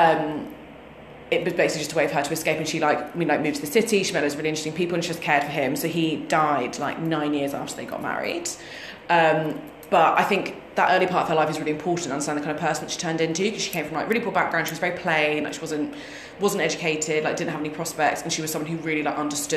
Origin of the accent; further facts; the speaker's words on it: United Kingdom; I'm too British.